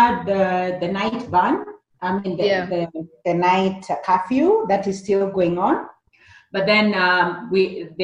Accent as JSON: {"language": "English", "country": "Kenya", "tie": "born or raised there", "said": "I grew up in the rural Kenya in a village called Kariara"}